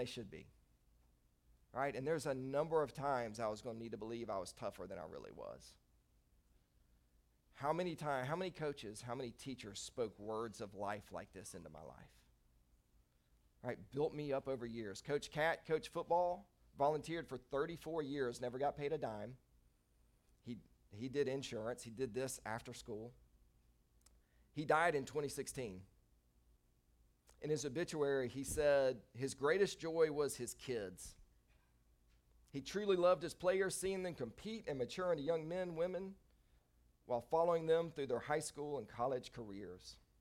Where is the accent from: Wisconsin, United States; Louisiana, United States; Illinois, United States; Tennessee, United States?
Tennessee, United States; Nashville; I'm from Nashville, went to Christ the King Catholic School up in Nashville.